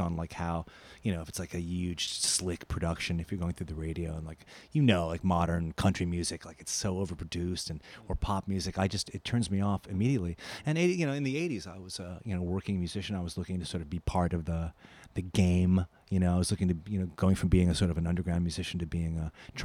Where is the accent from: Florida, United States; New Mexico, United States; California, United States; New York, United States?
New York, United States; New York City; I grew up in Forest Hills, which is about five minutes from here.